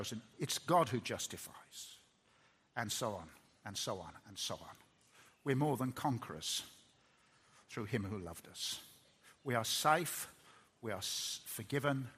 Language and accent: English; Birmingham, West Midlands, United Kingdom; I'm a Brummie, and Brummies don't cry very much, and that's what I was taught as a lad